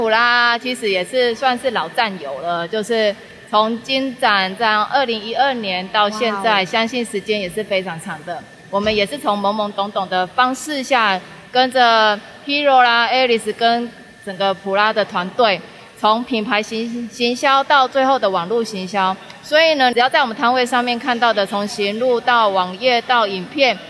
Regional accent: Taichung, Taiwan; 因为我们都是台中人，

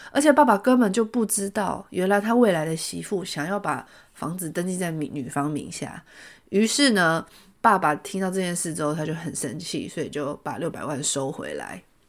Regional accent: Taipei, Taiwan; 我从小在台北长大

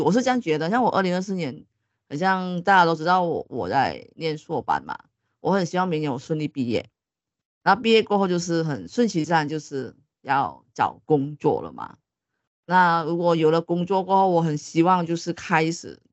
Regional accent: Sabah, Malaysia; now in Taiwan; 现在我们录音这个时候我还在沙发， 还在我家乡

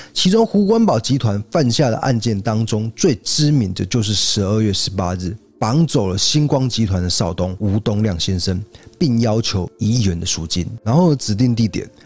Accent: southern Taiwan, Taiwan; 我是道地的南部人，但是我台语很烂

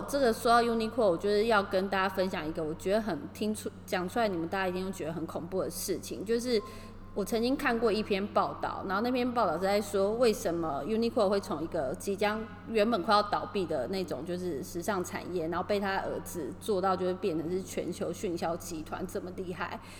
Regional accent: Taiwan; now in Tokyo, Japan; 我们就是台湾人

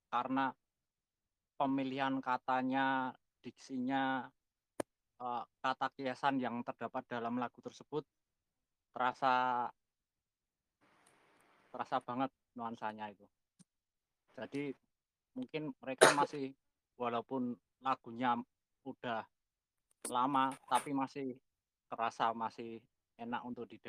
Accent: Yogyakarta, Special Region of Yogyakarta, Indonesia; Ya kebetulan saya lahir di kota Jogja dan sampai saat ini saya masih bertahan di sini

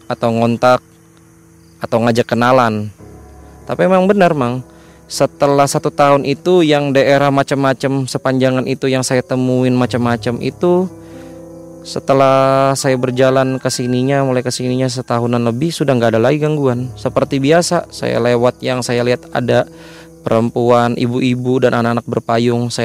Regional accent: Kalimantan, Indonesia; walaupun saya juga asli putra Kalimantan tapi kan saya mendatangi daerah baru yang bukan daerah saya

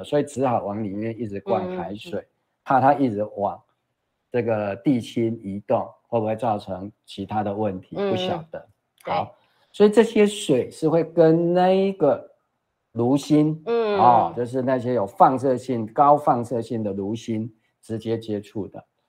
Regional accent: Taiwan; 我们台湾人民也知道啊，

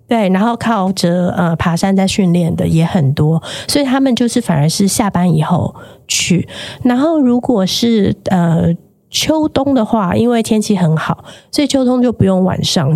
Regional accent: Taiwan; moved away as an adult; now in Hong Kong; 我是台湾人

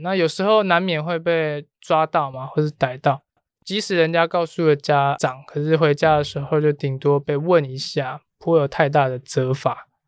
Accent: Taiwan; 我们台湾的学生

